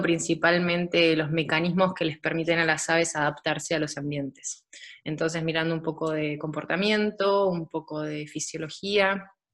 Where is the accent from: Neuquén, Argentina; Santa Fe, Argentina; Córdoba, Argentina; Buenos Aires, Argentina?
Buenos Aires, Argentina; moved away as an adult; now in Germany; soy de Buenos Aires